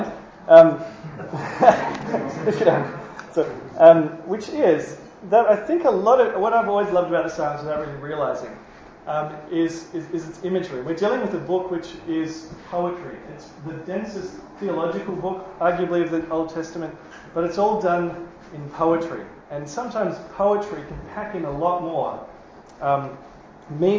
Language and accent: English; New Zealand; now in Australia; I'm a Kiwi.